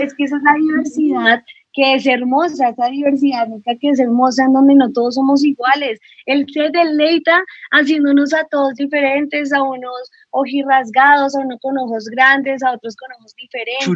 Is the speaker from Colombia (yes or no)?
yes; Colombia; a nosotros como colombianos siempre, o bueno, antes ya no tanto, pero nos, nos tildaban mucho de narcos